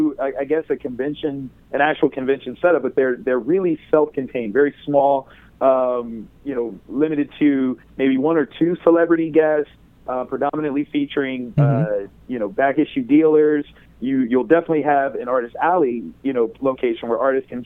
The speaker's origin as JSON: {"language": "English", "town": "Columbus", "region": "Ohio", "country": "United States", "tie": "born or raised there", "said": "Wizard World Columbus because that's my hometown"}